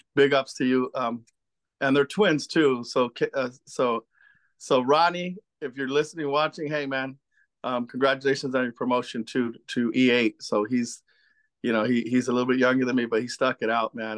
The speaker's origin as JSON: {"language": "English", "area": "San Gabriel Valley", "region": "California", "country": "United States", "tie": "born or raised there", "also_born_or_lived": "East Los Angeles, California / Boyle Heights, Los Angeles", "said": "I was born in East L A, as a matter of fact, in Boyer Heights, um, brought up in Almani, California"}